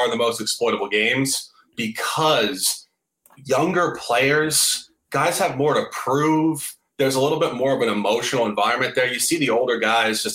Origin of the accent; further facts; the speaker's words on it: New York City, New York, United States; moved away; I'm from New York City originally.